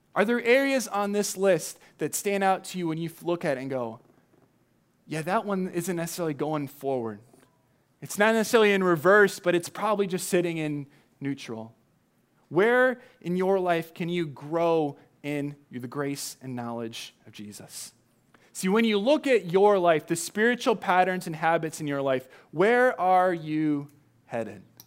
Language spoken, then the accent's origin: English; Southern California, United States; now in Chicago, United States; when you grow up in Southern California